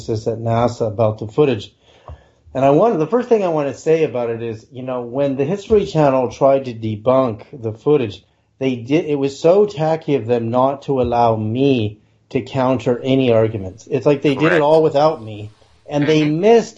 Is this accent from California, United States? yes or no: yes; Berkeley, California, United States; as a kid growing up in Berkeley, California